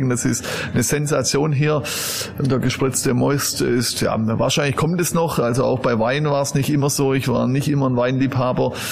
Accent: Southern Germany, Germany; aber ich bin in Süddeutschland aufgewachsen.

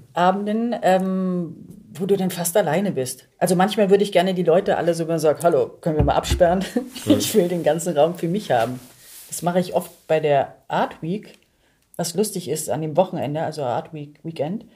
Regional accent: Germany; ich bin hier sozialisiert und so ja. gesehen bin ich dann wahrscheinlich eher eine Deutsche

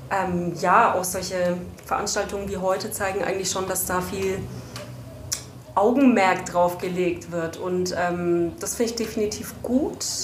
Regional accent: Berlin, Germany; ich komme aus Berlin, bin gerade auf dem

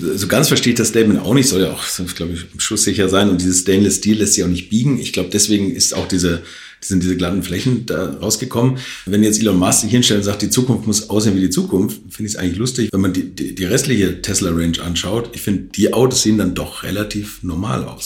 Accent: Hamburg, Germany; da wo ich herkomme, aus Altona, Hamburg

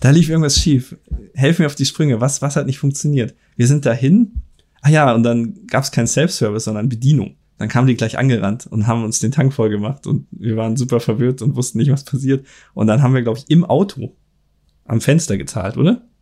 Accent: Germany; hier bei uns in Deutschland

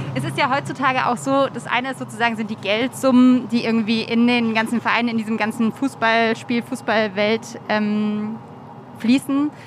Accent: near Mainz, Rhineland-Palatinate, Germany; moved away; ich komme aus der Nähe von Mainz ja. und war so als Kind, Jugendliche irgendwie krasser Mainz 05-Fan

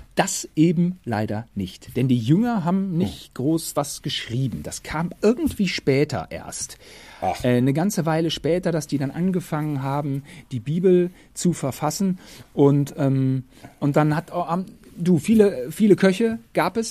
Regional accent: Germany; als Deutscher

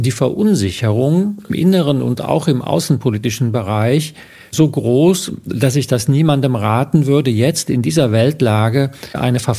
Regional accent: Eifel, Germany; Kennt man also die Eifel, wo ich herkomme? Äh, wo es eben auch nicht besonders reich und reichhaltig ist.

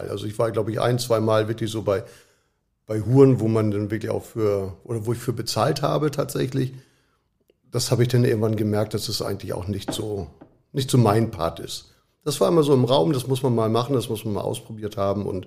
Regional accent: Hamburg, Germany; Wo bist du aufgewachsen? In, damals in Hamburg war es Schnelsen, Niendorf, so die Ecke. Da sind wir oft hin und her gezogen.

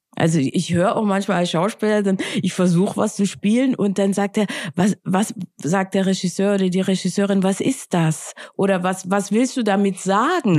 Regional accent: Austria; now in Berlin, Germany; ich bin ja aus Österreich

